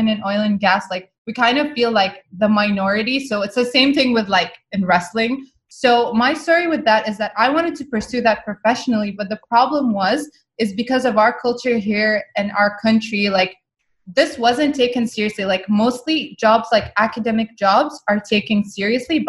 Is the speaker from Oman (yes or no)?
yes; Muscat, Oman; first language Arabic; English is a second language; I grew up in the capital city of Oman. It's called Muscat. And my first language is actually Arabic